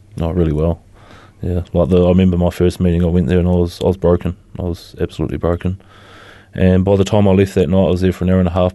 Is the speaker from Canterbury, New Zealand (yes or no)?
yes; Christchurch, Canterbury, New Zealand; also born or lived in Motueka / Dunedin; I was born here in Christchurch. Um, I lived my teenage years in Motueka and I spent the last fifteen years previous to coming back to Christchurch in Dunedin.